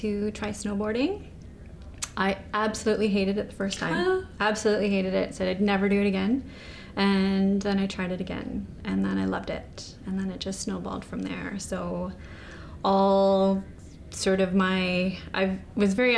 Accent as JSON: {"language": "English", "town": "Kelowna", "region": "British Columbia", "country": "Canada", "tie": "born or raised there", "also_born_or_lived": "Singapore", "said": "I moved here when I was six."}